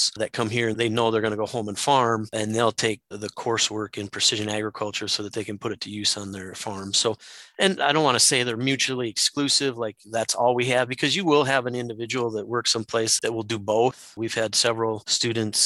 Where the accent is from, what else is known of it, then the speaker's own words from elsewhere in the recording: Southwest Wisconsin, United States; moved away as an adult; now in Minnesota, United States; I'm originally from Southwest Wisconsin